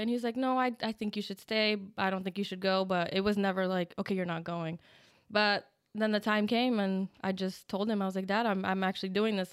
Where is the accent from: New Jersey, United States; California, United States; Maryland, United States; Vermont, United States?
New Jersey, United States; I was born in New Jersey, and when I turned 18, I enlisted